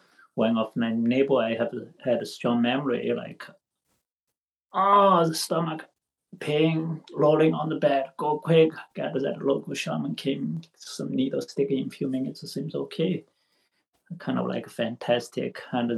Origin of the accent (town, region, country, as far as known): China; born or raised there; English is a second language; moved away as an adult; also born or lived in Xi'an, China / Portland, Oregon; now in United States